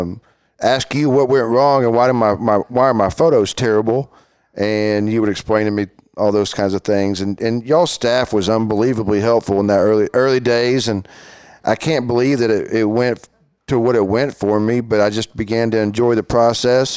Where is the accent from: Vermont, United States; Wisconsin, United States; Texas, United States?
Texas, United States; Fort Worth; I was born and raised here in Fort Worth, went to Southwest High School, then T C U after